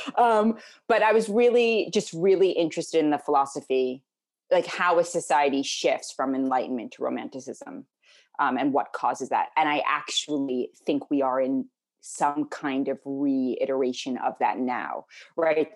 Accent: New York City, New York, United States; also born or lived in Connecticut / New Zealand; I grew up in New York City.

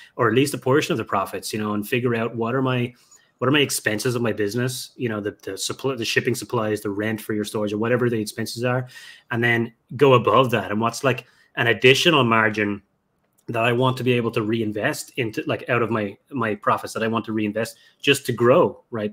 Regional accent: Ireland; moved away; my hometown over in Ireland

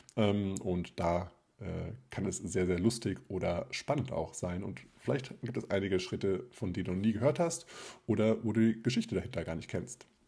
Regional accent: South Hesse, Germany; moved away; Jetzt zu Ostern werde ich wieder in meiner Heimat sein. Das ist Südhessen

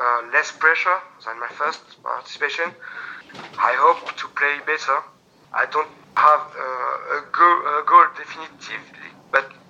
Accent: France; accent: French; English is a second language; my French accent

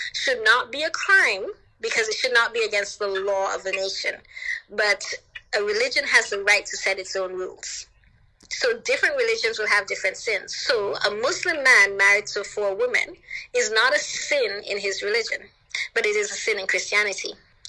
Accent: Jamaica; born there; And, you know, I didn't tell him that I was born in Jamaica.

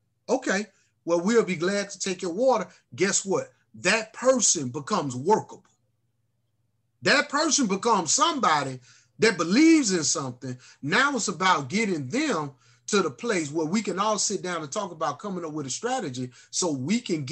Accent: Alabama, United States; moved away; Here I am coming from Alabama

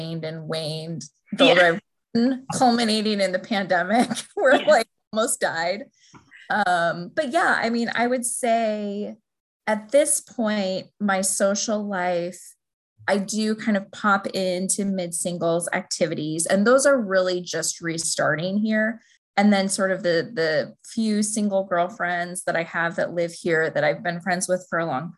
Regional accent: Buffalo, New York, United States; now in Alexandria, United States; I grew up in Buffalo, New York

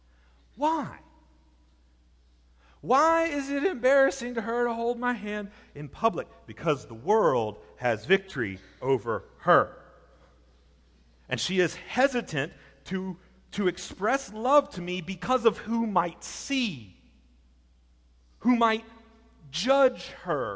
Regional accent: Alabama, United States; I'm from Alabama

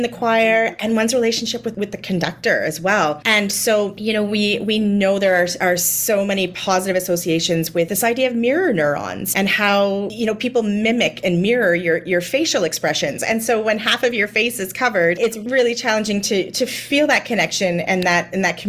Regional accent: Niagara-on-the-Lake, Ontario, Canada; I grew up in Niagara-on-the-Lake, which is, you know, in Southern Ontario

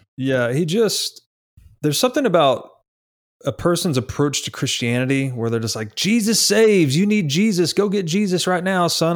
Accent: Tennessee, United States; I grew up in Tennessee, kinda outside the city

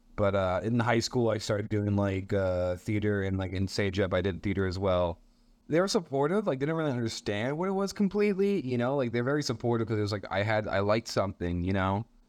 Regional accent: Montreal, Quebec, Canada; I'm a comedian from Montreal. Uh, I was born here.

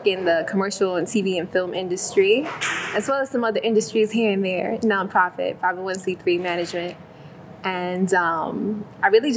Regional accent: New York City, New York, United States; moved away; Born and raised in Brooklyn, New York. First generation American to Caribbean parents

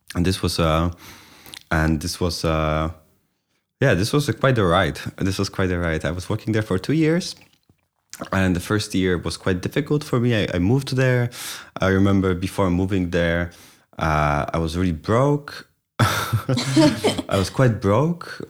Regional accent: Poznań, Greater Poland, Poland; moved away; also born or lived in Kraków; it's my hometown

